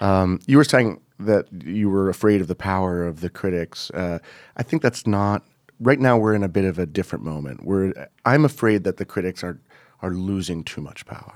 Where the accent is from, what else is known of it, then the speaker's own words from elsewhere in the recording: Montreal, Quebec, Canada; moved away as an adult; I grew up in Montreal